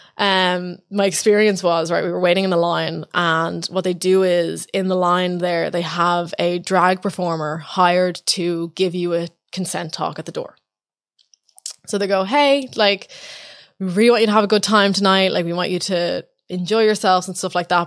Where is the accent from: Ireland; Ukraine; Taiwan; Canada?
Ireland; also born or lived in New York; as an Irish person